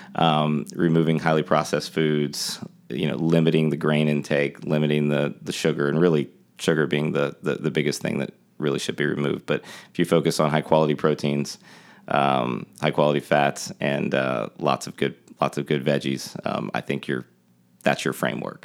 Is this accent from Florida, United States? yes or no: yes; Tampa, Florida, United States; moved away as an adult; now in Charleston, United States; I grew up in Tampa, Florida.